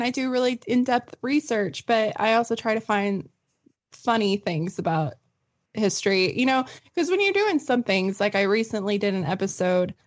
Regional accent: the Ozarks, Arkansas, United States; my hometown. So the White River in the Ozarks in Arkansas

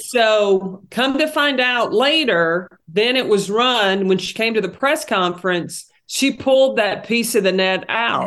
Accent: Tennessee, United States; growing up in Tennessee

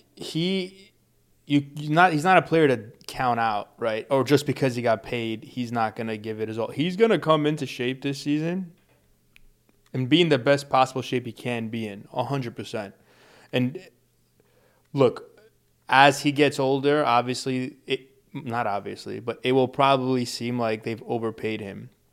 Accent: New York City, New York, United States; we're from New York

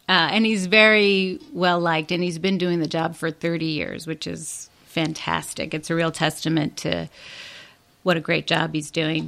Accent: Chicago, Illinois, United States; I was born and raised in Chicago, but my parents immigrated to Chicago uh, in the early 1950s

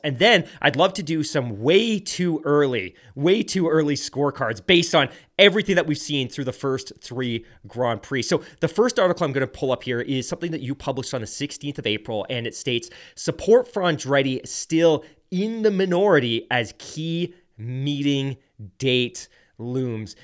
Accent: South Devon, South West England, United Kingdom; I grew up in Sev-, South Devon

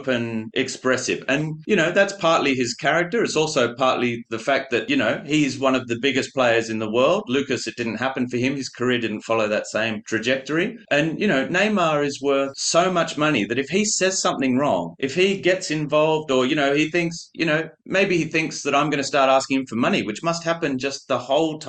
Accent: Australia; moved away; also born or lived in France; being Australian

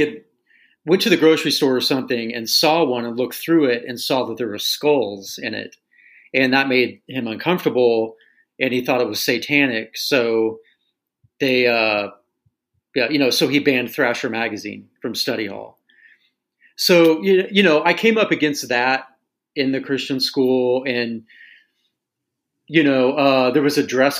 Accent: Tulsa, Oklahoma, United States; growing up in Tulsa

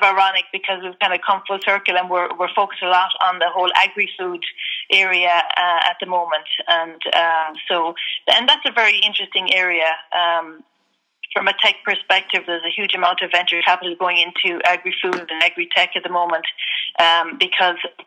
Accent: Ireland; I'm originally from Ireland, grew up in Ireland, went to college in Ireland

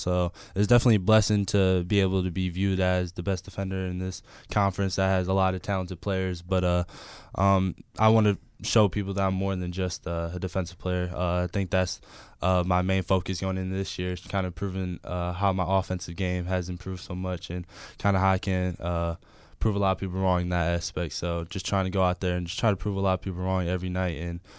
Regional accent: Milwaukee, Wisconsin, United States; moved away as an adult; now in Los Angeles, United States; Growing up in Milwaukee was awesome.

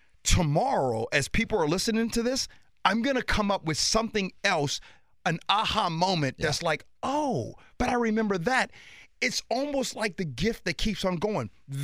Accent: Chicago, Illinois, United States; also born or lived in Indiana; now in Washington, United States; I grew up in Chicago.

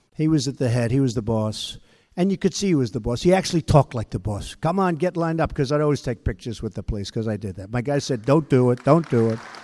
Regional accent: Long Island, New York, United States; I grew up on Long Island

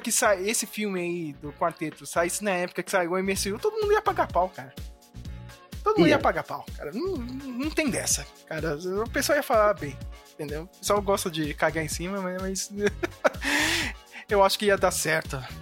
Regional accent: Brazil

